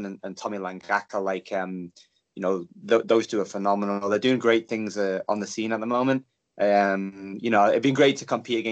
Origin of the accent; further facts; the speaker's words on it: Stockport, North West England, United Kingdom; I'm from Stockport, which is in Great Manchester.